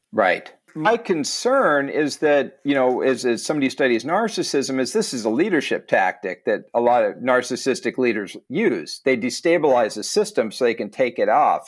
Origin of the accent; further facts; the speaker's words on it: United States; As an American